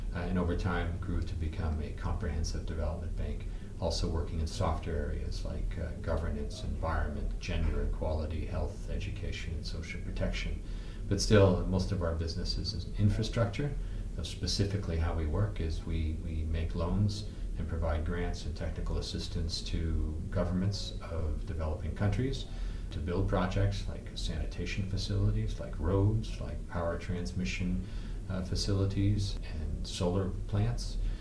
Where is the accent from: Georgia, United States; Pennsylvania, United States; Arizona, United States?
Arizona, United States; also born or lived in Saskatchewan, Canada; I grew up in North America. I started in Saskatchewan, where I was born, but um, much of my youth was actually spent in Arizona.